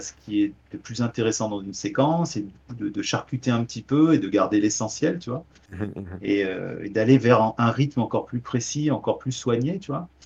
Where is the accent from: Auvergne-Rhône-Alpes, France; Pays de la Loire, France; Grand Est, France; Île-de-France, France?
Auvergne-Rhône-Alpes, France; Beaujolais, near Lyon; je suis un, petit campagnard, hein. je viens euh, du Beaujolais euh, à côté de Lyon, euh, les champs, les vignes